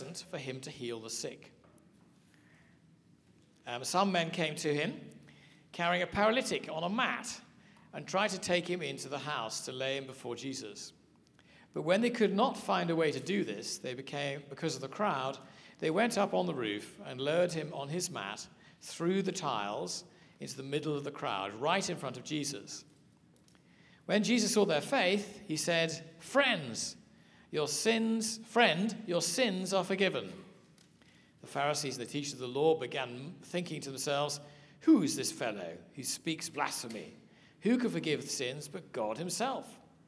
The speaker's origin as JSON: {"language": "English", "country": "United Kingdom", "also_born_or_lived": "South Africa", "accent": "English", "said": "I'm from Britain"}